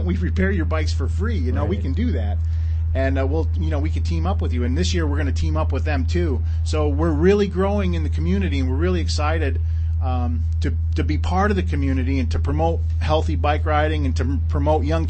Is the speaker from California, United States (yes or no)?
no; New York, United States; moved away; I wasn't brought up here. I was brought up in New York State